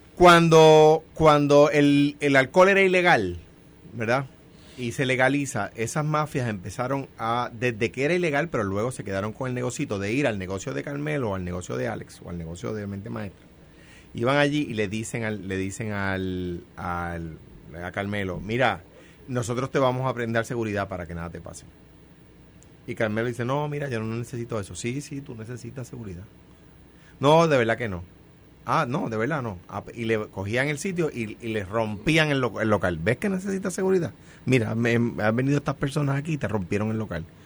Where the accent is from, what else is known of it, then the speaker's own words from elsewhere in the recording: Coamo, Puerto Rico; now in Guaynabo, Puerto Rico; soy de Cuamo, que actualmente resido en Guainabo